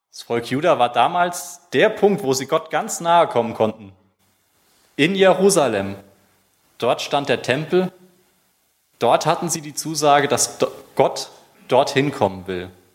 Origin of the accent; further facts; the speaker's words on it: Germany; als Deutscher